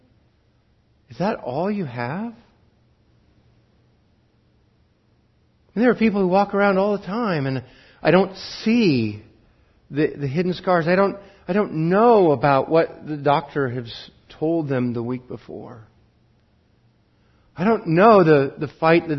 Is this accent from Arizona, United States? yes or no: no; Wheatland County, Montana, United States; I grew up in Wheatland County, and the school that was closest to us, our rivals in football, their mascot was the sheep herders